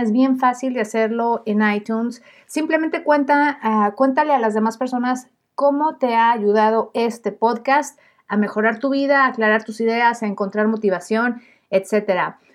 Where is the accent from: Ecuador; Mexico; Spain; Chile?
Mexico; yo soy periodista mexicana